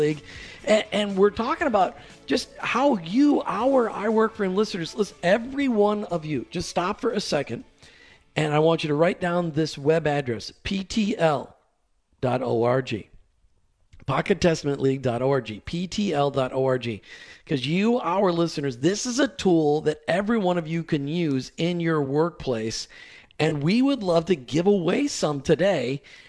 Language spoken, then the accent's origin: English; New Jersey, United States; I was born in New Jersey